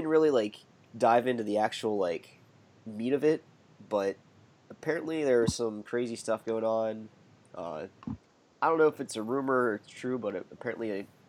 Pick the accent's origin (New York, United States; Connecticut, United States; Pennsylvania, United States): Pennsylvania, United States; Pittsburgh; I grew up in Pittsburgh.